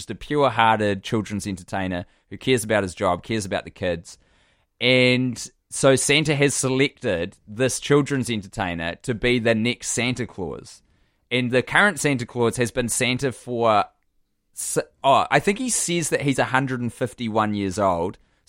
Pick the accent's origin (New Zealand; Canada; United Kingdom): New Zealand; triggered some childhood fear of this Ernest character who I would occasionally brush up against as a Kiwi child, a child in New Zealand.